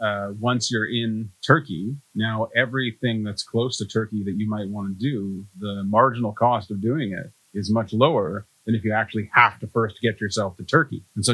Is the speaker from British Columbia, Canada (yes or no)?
yes; Vancouver, British Columbia, Canada; I'm from Vancouver where I've never experienced anything like this